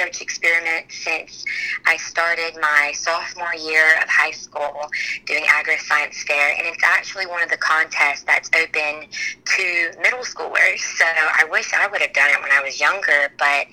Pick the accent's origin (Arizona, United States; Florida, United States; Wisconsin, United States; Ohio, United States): Florida, United States; Trenton; I'm from Trenton, Florida, so really small rural town.